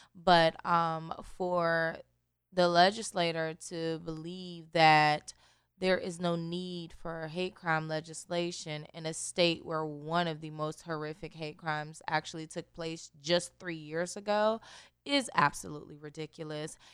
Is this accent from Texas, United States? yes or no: no; Newport News, Virginia, United States; moved away as an adult; also born or lived in North Carolina; now in South Carolina, United States; growing up in Newport News, uh, i, is a very urban area